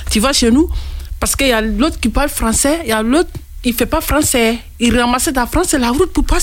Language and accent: French; Côte d’Ivoire